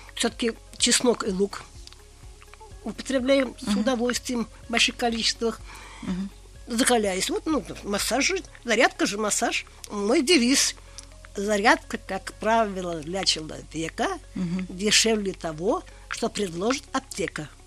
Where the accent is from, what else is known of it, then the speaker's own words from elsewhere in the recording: Russia; now in Kazan, Russia; Я выросла на Каме.